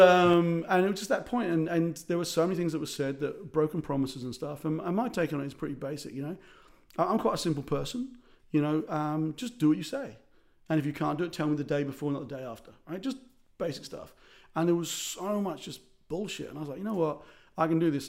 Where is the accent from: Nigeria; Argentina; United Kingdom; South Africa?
South Africa; also born or lived in Ireland; As an Irish South African